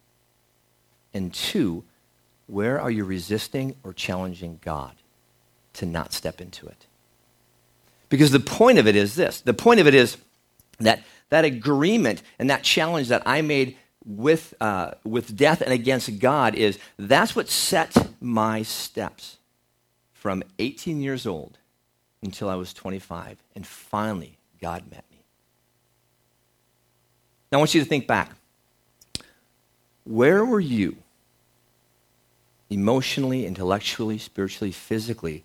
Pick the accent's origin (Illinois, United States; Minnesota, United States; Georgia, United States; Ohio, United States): Minnesota, United States; growing up in Minnesota, growing up on a farm as well